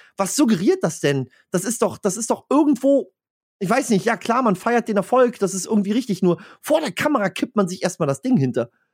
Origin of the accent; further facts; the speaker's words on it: Stralsund, Mecklenburg-Vorpommern, Germany; bei mir in Stralsund